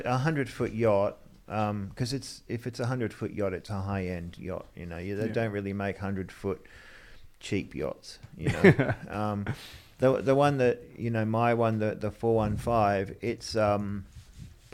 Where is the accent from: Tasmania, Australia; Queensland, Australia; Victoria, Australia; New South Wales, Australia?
New South Wales, Australia; Sydney; also born or lived in England; When we came from England, I grew up on the Northern Beaches in Narrabeen